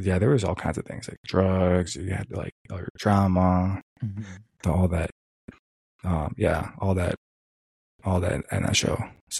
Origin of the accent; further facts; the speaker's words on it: Michigan, United States; moved away; So where I was raised was basically back in Michigan and born and raised back in Michigan.